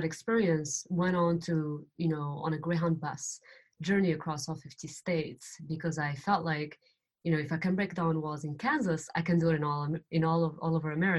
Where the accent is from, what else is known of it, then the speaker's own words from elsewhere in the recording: Morocco; moved away; I'm from Morocco